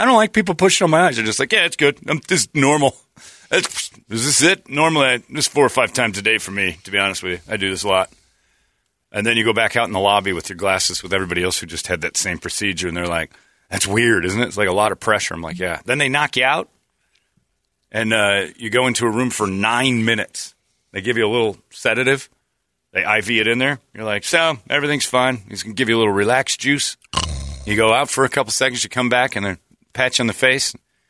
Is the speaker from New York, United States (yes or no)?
no; Arizona, United States; But growing up in Arizona, there's a lot of people who are